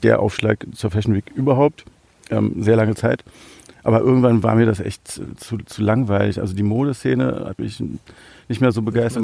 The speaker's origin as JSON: {"language": "German", "region": "Berlin", "country": "Germany", "tie": "born or raised there", "said": "ich bin äh, in Berlin aufgewachsen"}